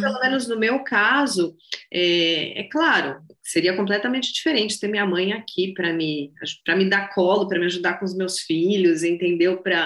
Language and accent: Portuguese; São Paulo, Brazil; moved away as an adult; eu sou de São Paulo, eu moro, morei em São Paulo minha vida inteira